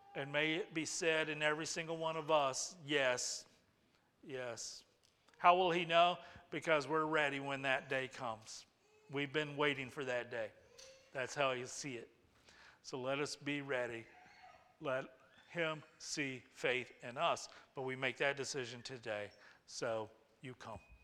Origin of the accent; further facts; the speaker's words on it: United States; we're American